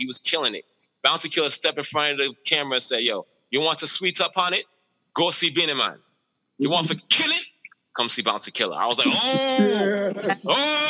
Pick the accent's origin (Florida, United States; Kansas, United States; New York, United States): New York, United States; New York City; I'm from the Bronx, New York, all right? White Plains Road. Hey, yo, we have a strong Caribbean culture there.